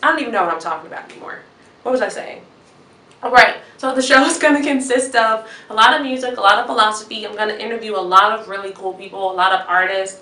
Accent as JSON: {"language": "English", "town": "Chicago", "region": "Illinois", "country": "United States", "said": "I'm from Chicago, Illinois."}